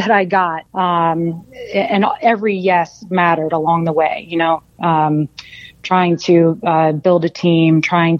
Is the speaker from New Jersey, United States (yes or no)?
no; Florida, United States; moved away; I'm originally from Florida